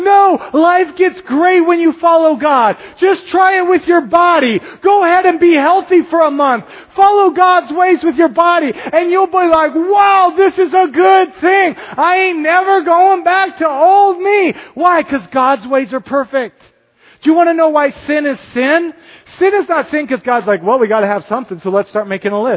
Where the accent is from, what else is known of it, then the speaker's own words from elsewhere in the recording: United States; me as an American